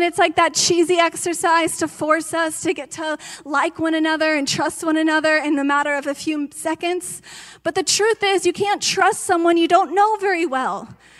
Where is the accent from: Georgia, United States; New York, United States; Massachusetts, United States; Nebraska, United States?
Georgia, United States; I came from Georgia. Do you know what you can spend to buy a 5-bedroom house in Georgia?